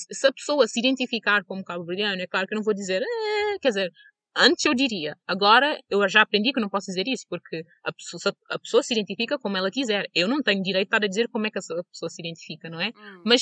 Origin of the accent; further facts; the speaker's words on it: Portugal; born there; Até porque eu nasci em Portugal, mas uh, o pedaço de Portugal que eu tenho foi quando eu estava no liceu e na universidade e nada disso, tipo, eu não cresci lá